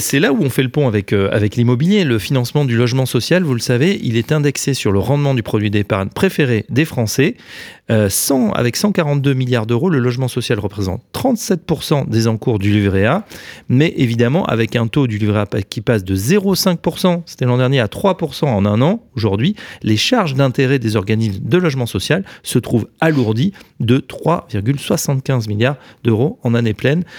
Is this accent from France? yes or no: yes; Paris, Île-de-France, France; en tant que Parisien